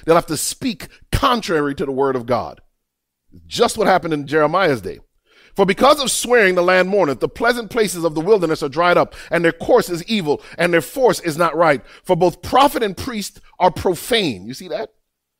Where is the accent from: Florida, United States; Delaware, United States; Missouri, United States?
Florida, United States; Miami; I grew up I lived in Miami. In Miami, boy, I had some grimy friends.